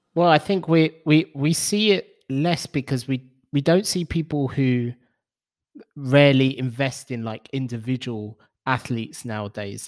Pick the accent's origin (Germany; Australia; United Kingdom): United Kingdom; London; growing up in London